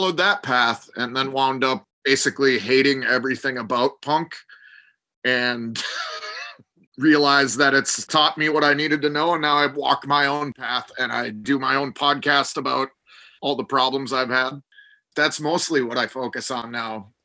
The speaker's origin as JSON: {"language": "English", "town": "Minneapolis", "region": "Minnesota", "country": "United States", "tie": "born or raised there", "said": "Growing up in Minneapolis"}